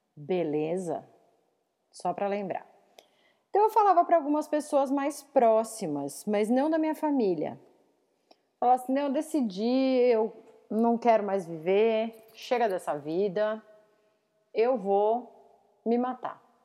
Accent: São Roque, São Paulo, Brazil; now in Tatuí, Brazil; perto de São Roque, que é onde eu cresci. Ou vamos dizer aqui, eu moro em Tatuí

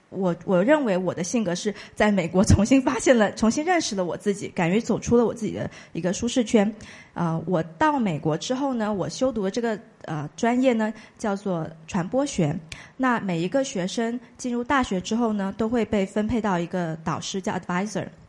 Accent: Shenzhen, Guangdong, China; also born or lived in United States; 我是深圳人，呃，像刚才介绍的，所说的，我是在美国完成的本科的学习，那后来就回归到祖国来工作，现在工作也有将近五年多的时间，呃，那我的工作的话呢，呃，我职业经历是分为两部分的，第一部分我是做，呃，品牌公关，就是市场营销这个领域的工作，那后来呢，我也做了一个转型，呃，我现在是猎头

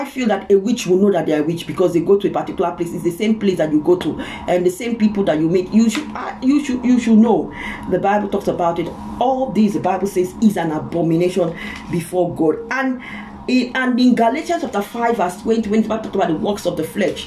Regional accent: Ozoro, Delta, Nigeria; I'm a Nigerian, I come from Delta State, Isoko from Ozoro town

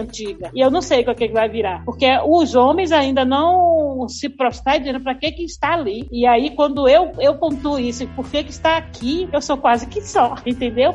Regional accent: Salvador, Bahia, Brazil; como eu sou de Salvador, vivi toda essa história

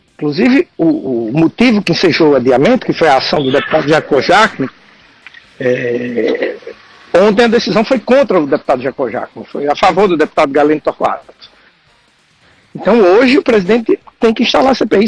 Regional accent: Northeast Region, Brazil; como nordestino, em especial nordestino do interior

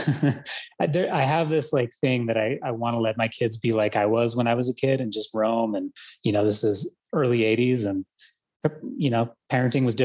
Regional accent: Boulder, Colorado, United States; we grew up in Boulder, Colorado

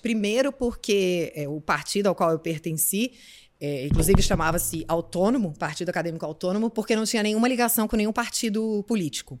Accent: Brasília, Federal District, Brazil; moved away as an adult; now in São Paulo, Brazil; eu sou de Brasília, vim para São Paulo para fazer faculdade

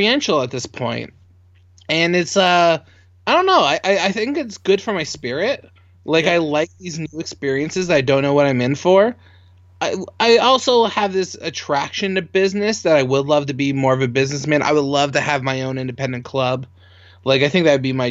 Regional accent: Canada; I'm a Canadian

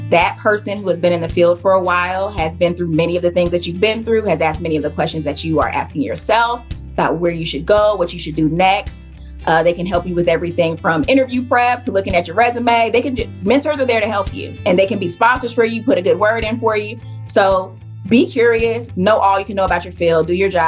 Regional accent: Southeast, United States; I grew up in the Southeast. Yeah. So I am a military brat, you know, so I've lived a lot of different places, but I, you know, I'm from the South. It's where my family is from.

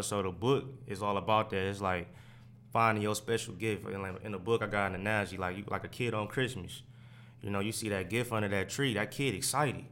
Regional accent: Oak Park, Michigan, United States; also born or lived in Detroit; I grew up in Oak Park.

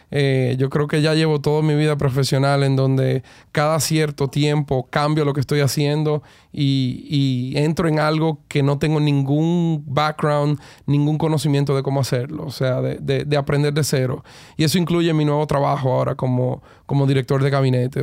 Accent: Cleveland, Ohio, United States; now in Dominican Republic; yo soy uno de los dos dominicanos eh, nacido en Cleveland en toda la historia

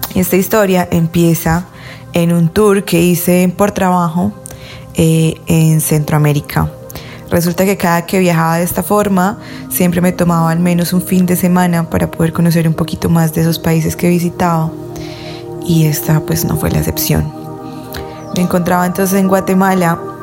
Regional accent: Colombia; yo soy de Colombia

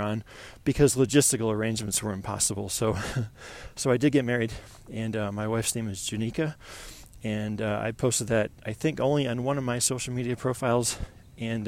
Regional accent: Buffalo, New York, United States; moved away as an adult; now in Colorado Springs, United States; I'm from Buffalo, New York

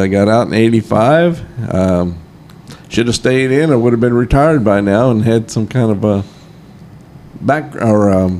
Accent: New Baltimore, Ohio, United States; moved away as an adult; now in Nashville, United States; I grew up in the Cincinnati area, a little town of New Baltimore, Ohio, which is right on the banks of the Great Miami River. And I went to school at Harrison High School in Harrison, Ohio. That's where I graduated from

